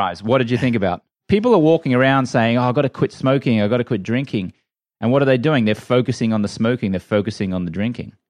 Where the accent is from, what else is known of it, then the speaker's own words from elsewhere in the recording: Brisbane, Queensland, Australia; moved away as an adult; also born or lived in London; now in United States; I grew up in Brisbane, Australia